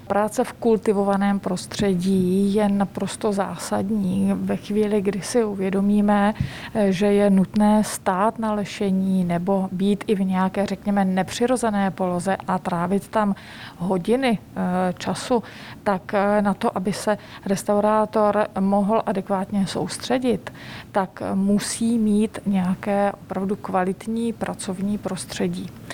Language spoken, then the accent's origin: Czech; Czechia; moved away as an adult; also born or lived in Italy